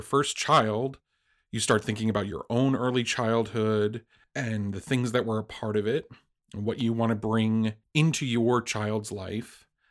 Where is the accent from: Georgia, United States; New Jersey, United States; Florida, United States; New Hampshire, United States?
New Jersey, United States; I was raised in New Jersey, an only child with a single mother.